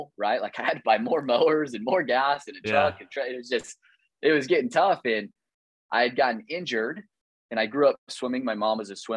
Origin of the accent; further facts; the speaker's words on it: Kearney, Missouri, United States; I grew up in Kearney, Missouri, tiny little suburb of Kansas City